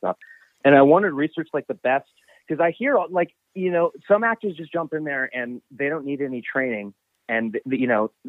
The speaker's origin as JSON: {"language": "English", "town": "Vancouver", "region": "British Columbia", "country": "Canada", "also_born_or_lived": "Los Angeles", "moved": "as an adult", "said": "I am originally from Vancouver"}